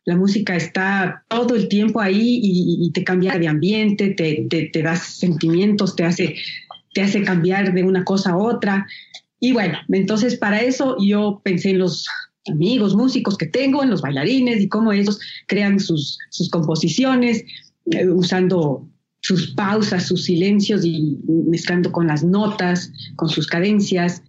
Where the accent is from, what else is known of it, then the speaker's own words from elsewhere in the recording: Ecuador; soy una artista ecuatoriana